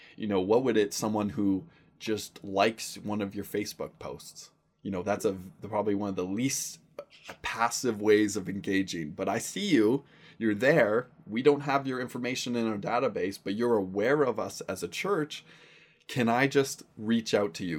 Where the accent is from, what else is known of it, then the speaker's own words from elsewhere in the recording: Surrey, British Columbia, Canada; I grew up in Surrey, B C.